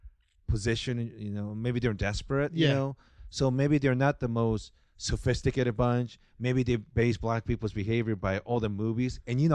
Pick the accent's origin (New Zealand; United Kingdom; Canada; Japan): Japan; English is a second language; also born or lived in Carson, California / Long Beach, California; now in United States; growing up in Japan